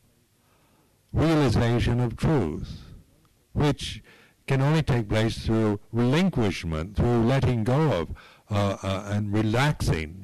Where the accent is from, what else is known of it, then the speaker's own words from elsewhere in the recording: United States; now in England, United Kingdom; I was born in America, that I'm an American